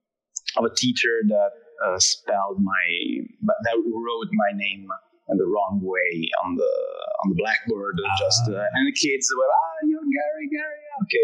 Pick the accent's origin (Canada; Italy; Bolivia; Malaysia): Italy; English is a second language; because I'm Italian, so my accent is just changing every word.